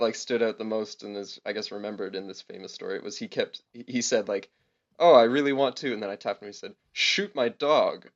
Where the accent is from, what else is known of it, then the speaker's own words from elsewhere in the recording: Guelph, Ontario, Canada; also born or lived in Hamilton, Canada; my hometown of Guelph